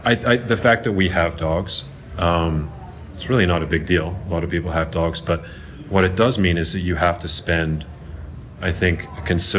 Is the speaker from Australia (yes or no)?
no; Zimbabwe; now in Los Angeles, United States; I'm from Zimbabwe originally.